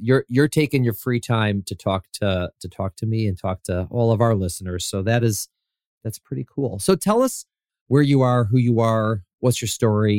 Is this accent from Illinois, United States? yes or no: yes; Chicago, Illinois, United States; I'm from Chicago, so Illinois.